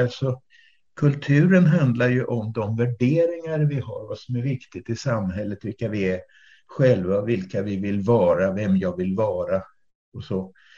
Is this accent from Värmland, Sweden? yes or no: no; Flen, Södermanland, Sweden; also born or lived in Kalmar / Öland; now in Mörbylånga, Sweden; jag är uppvuxen i Flen på den sörmländska eh, obygden